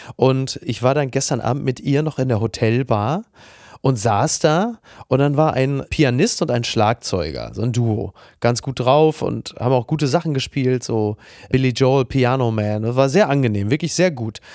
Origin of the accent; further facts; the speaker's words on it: Castrop-Rauxel, North Rhine-Westphalia, Germany; in meiner Heimatstadt Kassel-Brauxel